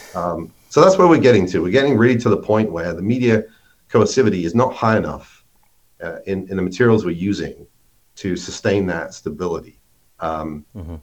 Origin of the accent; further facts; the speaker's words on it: United Kingdom; moved away as an adult; now in Minnesota, United States; maybe you can tell from my accent, I'm not originally from the U.S., but I uh, grew up in in the U.K. and went and worked for IBM there